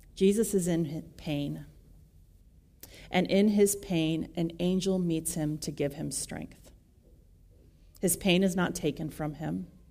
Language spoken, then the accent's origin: English; West Michigan, United States; I grew up in West Michigan